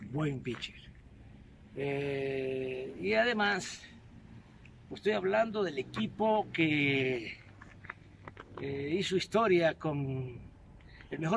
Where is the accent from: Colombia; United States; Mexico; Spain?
Mexico; Eso sí, soy mexicano.